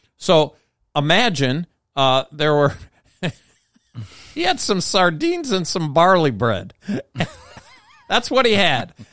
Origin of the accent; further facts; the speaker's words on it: United States; as an American